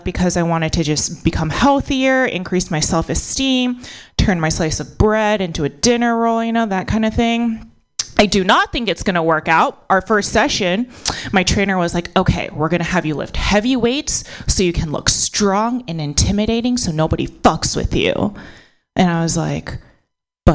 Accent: United States; born or raised there

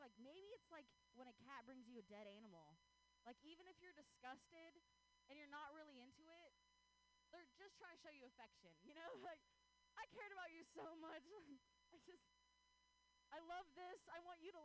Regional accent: Ohio, United States; now in Bay Area, United States; I grew up in Ohio.

